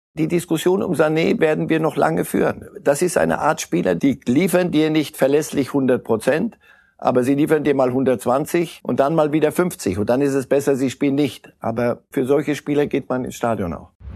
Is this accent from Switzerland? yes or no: yes; Switzerland; als Schweizer